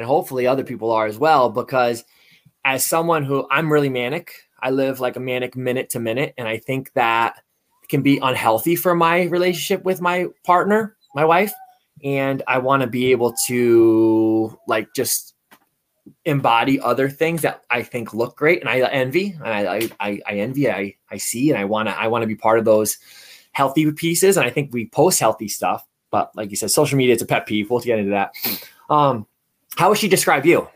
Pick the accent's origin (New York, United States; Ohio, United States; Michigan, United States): New York, United States; right outside the Bronx; I grew up right outside the Bronx